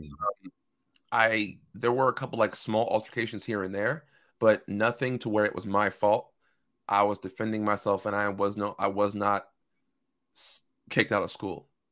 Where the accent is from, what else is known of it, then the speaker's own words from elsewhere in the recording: Seattle, Washington, United States; born and raised in Seattle, Washington. Lived here my entire life.